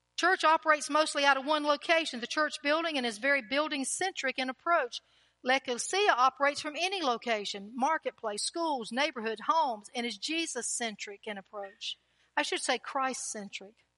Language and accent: English; North Carolina, United States; North Carolina